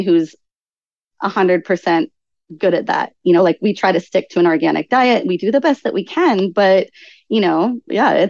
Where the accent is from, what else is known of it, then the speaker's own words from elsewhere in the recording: Canada; moved away; also born or lived in Lloydminster, Canada / Assiniboia, Saskatchewan / Sylvan Lake, Alberta / Hawaii; I grew up in Canada. And then the first part of my life was in just rural towns in Canada.